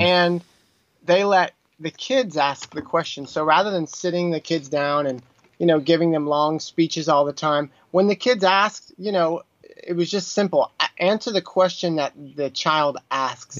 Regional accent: Texas, United States; also born or lived in New York City, United States; now in Burbank, United States; I'm from Texas

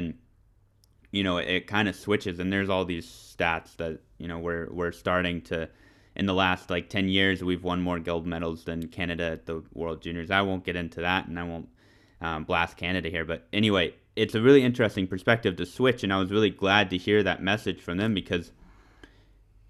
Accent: United States; I'm an American

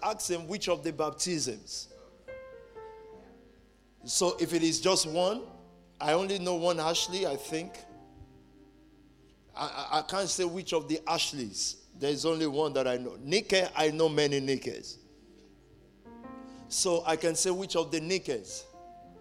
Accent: Nigeria; moved away; I'm from Nigeria

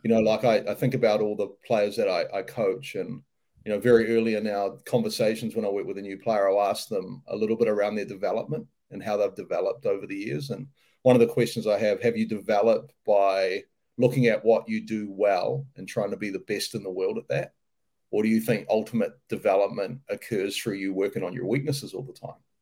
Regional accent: New Zealand; moved away as an adult; also born or lived in United States; I'm a New Zealander, so uh, you know, born and bred in New Zealand.

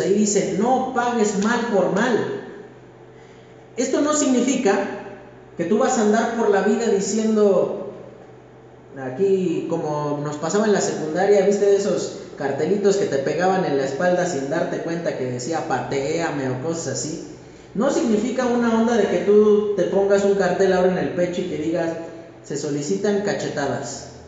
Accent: Mexico; Como mexicanos

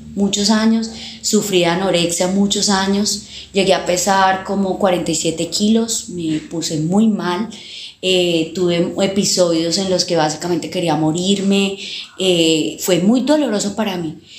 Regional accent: Villavicencio, Meta, Colombia; Nací aquí en el barrio San Benito, en la ciudad de Villavicencio, en la casa de mi abuelita

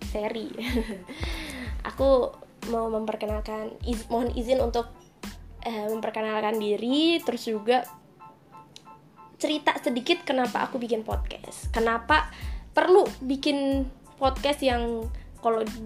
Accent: Kendal, Central Java, Indonesia; aku asalnya dari Kendal, nggak banyak yang tahu kota Kendal ini, maka aku selalu bilang Semarang gitu ya.

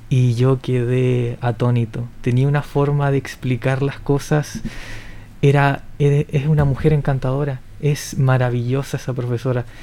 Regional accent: Linares, Maule, Chile

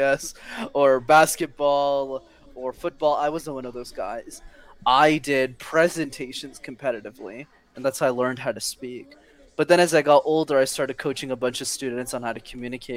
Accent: Canada; we're Canadian

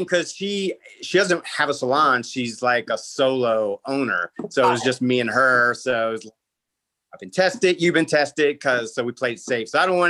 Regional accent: Maryland, United States; I'm from Maryland, which no one ever guesses.

